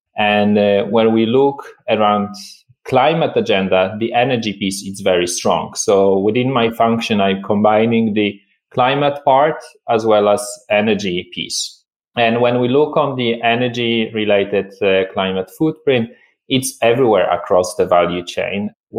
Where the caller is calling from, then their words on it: Malmö, Skåne, Sweden; So I'm joining you from Sweden, from Malmö.